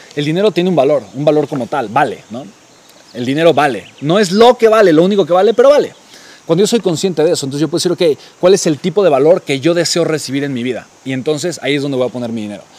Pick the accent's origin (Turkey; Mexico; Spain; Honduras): Mexico; Mexico City; la Ciudad de México, ¿no? La ciudad de donde yo soy originario